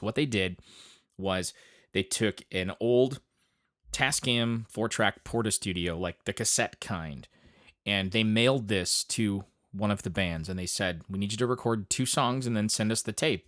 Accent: Grand Ledge, Michigan, United States; my hometown of Grand Ledge, Michigan

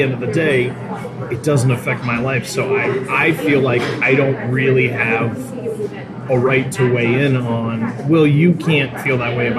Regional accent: New England, United States; I grew up in New England as well

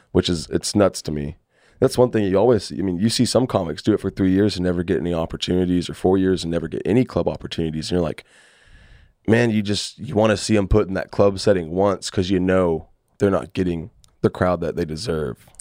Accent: Fort Worth, Texas, United States; also born or lived in Houston; I'm from, uh, Fort Worth

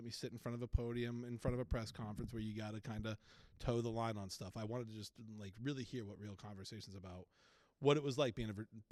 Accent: New England, United States; also born or lived in New Hampshire / Providence, Rhode Island / Boston, Massachusetts; I'm from New England. I kind of grew up in right outside of Boston in New Hampshire and Providence, Rhode Island. But Boston is definitely like my home city for sure.

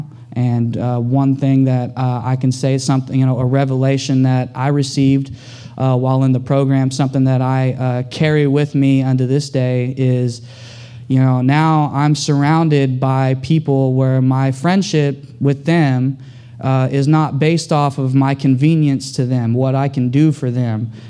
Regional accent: Tulsa, Oklahoma, United States; now in Houston, United States; I'm from Tulsa, Oklahoma. Growing up, I had a troubled childhood growing up.

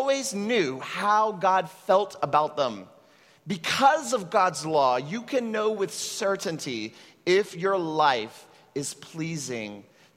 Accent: Texas, United States; now in Puerto Rico; I come from an immigrant Mexican family that settled in Texas

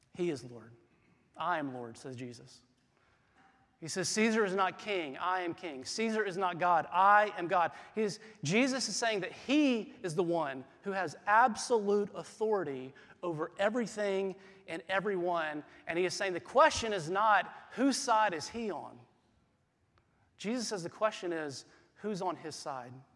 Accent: South Carolina, United States; moved away as an adult; I grew up in the Southeast, I grew up in South Carolina.

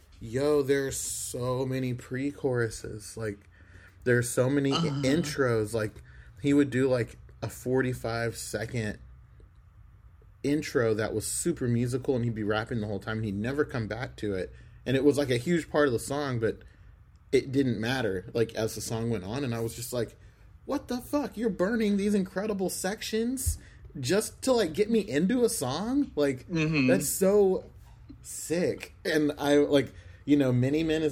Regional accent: Oklahoma, United States; I grew up on Garth Brooks Boulevard

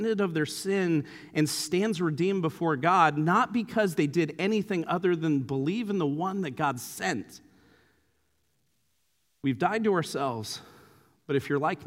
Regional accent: Santa Clara, California, United States; my hometown of Santa Clara

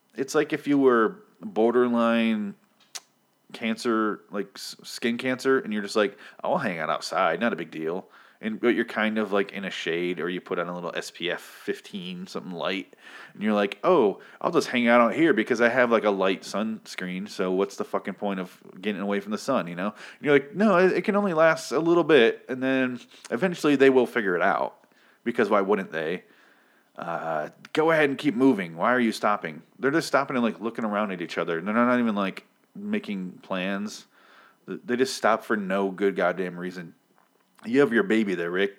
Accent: United States; I'm American

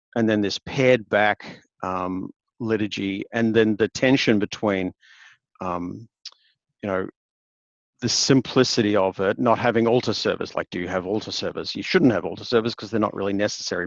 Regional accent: Queensland, Australia; now in Hobart, Australia; Though I'm actually a Queenslander by birth, um, which is on the other end of the country.

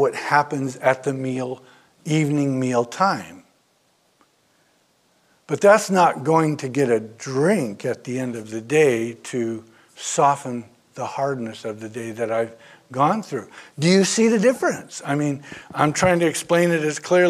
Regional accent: Oakland, California, United States; moved away; Born and raised in Oakland

